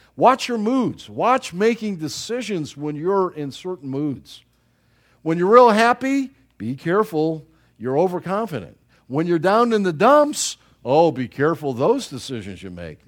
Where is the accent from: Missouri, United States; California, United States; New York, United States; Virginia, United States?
New York, United States; Buffalo; moved away; I was from Buffalo